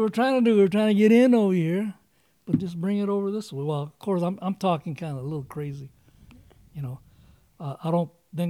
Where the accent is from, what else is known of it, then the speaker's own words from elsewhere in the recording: United States; I love this country, being born here, my parents, and then just being an American.